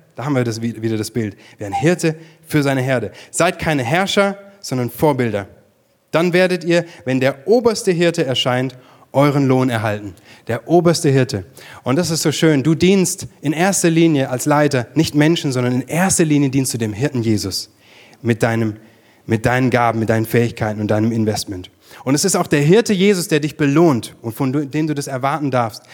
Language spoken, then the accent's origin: German; Germany; bei uns in Deutschland